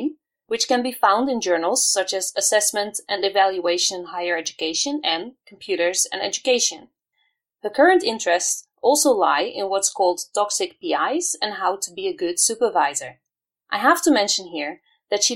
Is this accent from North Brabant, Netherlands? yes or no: yes; Vught, North Brabant, Netherlands; moved away; also born or lived in Haifa; I'm originally from Vught, also in Brabant